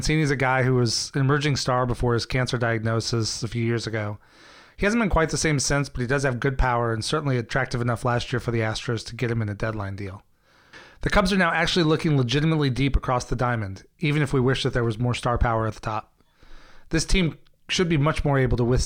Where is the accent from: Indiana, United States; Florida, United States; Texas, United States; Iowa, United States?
Iowa, United States; We grew up together in Iowa.